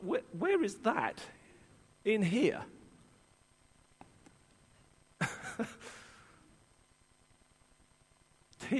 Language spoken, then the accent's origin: English; England, United Kingdom; as an Englishman